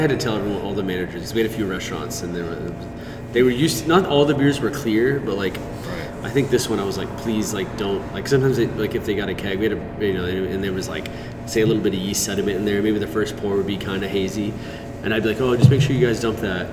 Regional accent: Houston, Texas, United States; moved away; I grew up in Houston

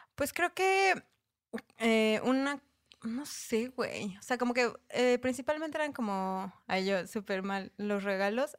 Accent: Mexico; yo era como mexa.

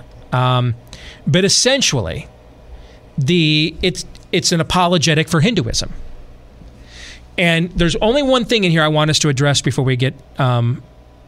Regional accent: West Michigan, United States; where I grew up in West Michigan

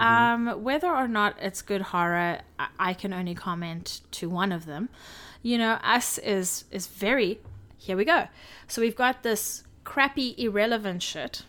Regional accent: South Africa; I'm a South African. I grew up with these animals forty minutes away from me.

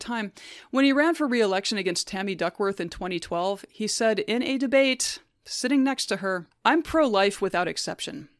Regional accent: Alabama, United States; When I was growing up in Alabama in the nineties

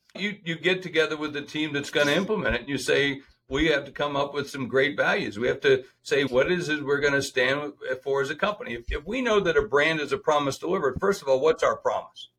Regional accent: Sioux Falls, South Dakota, United States; my hometown of Sioux Falls

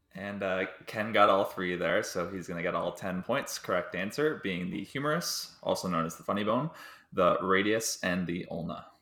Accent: Delhi, Ontario, Canada; I'm from Delhi, Ontario, which is a small town about an hour and a half west of Toronto

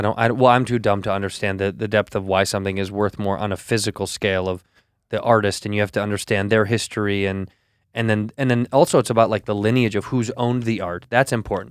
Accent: Chicago, Illinois, United States; I'm every kid from Chicago

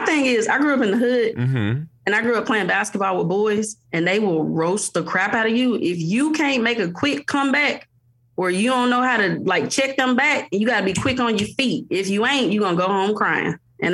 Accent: Jackson, Tennessee, United States; now in Mississippi, United States; I'm from Jackson, Tennessee, but I live in Mississippi

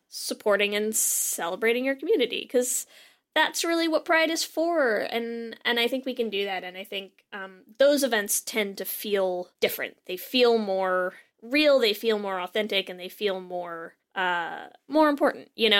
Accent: Connecticut, United States; I grew up in Connecticut

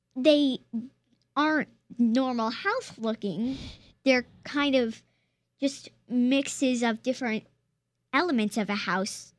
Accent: Charlottesville, Virginia, United States; born or raised there

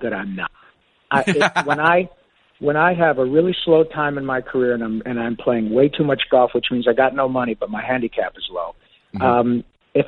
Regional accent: Flint, Michigan, United States; I grew up in Flint

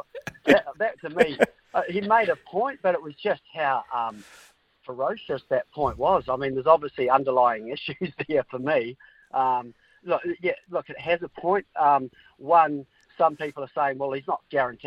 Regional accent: New Zealand; as a Kiwi

